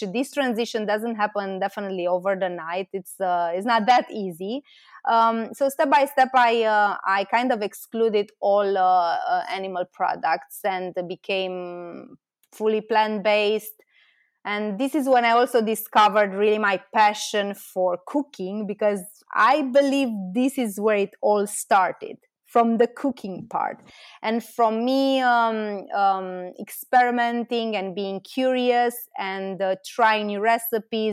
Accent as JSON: {"language": "English", "country": "Romania", "also_born_or_lived": "Bucharest", "said": "I'm from Romania and I moved to Bucharest, which is the capital of Romania."}